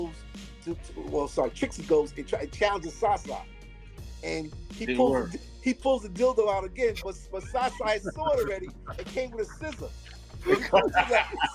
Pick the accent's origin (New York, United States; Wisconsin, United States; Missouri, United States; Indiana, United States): New York, United States; New York City; also born or lived in the Bronx; I came from Harlem, so I come to the Bronx, because my girlfriend lived in the Bronx at that time